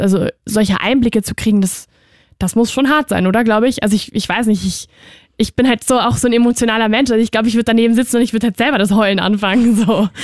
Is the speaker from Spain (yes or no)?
yes; Spain; moved away; ich bin ja aus Spanien